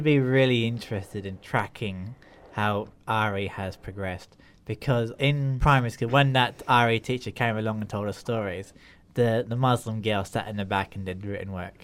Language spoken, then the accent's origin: English; Grimsby, Yorkshire and the Humber, United Kingdom; born or raised there; also born or lived in Australia